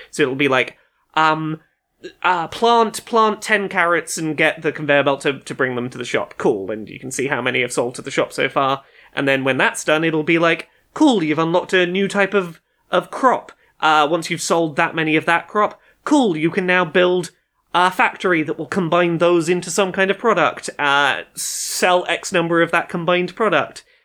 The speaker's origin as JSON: {"language": "English", "country": "United Kingdom", "said": "as a British child of a certain age"}